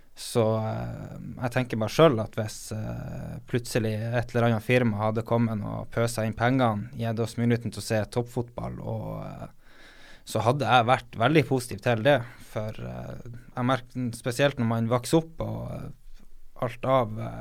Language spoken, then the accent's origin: Norwegian; Harstad, Northern Norway, Norway; Jeg er jo nordlending